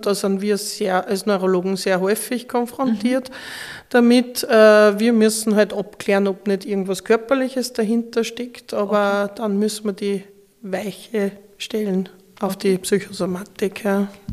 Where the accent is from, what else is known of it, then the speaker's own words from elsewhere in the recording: Linz, Upper Austria, Austria; also born or lived in Graz; ich bin eine Oberösterreicherin, ja. eine Linzerin.